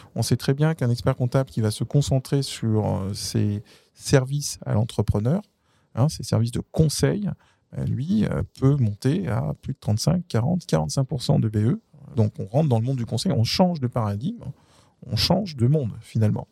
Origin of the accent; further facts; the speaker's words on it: France; je suis français